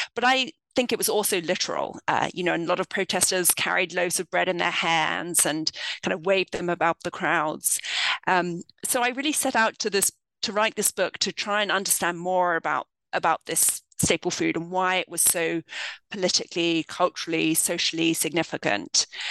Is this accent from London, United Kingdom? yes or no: yes; London, United Kingdom; moved away as an adult; now in United States; I grew up in the United Kingdom. I'm from London.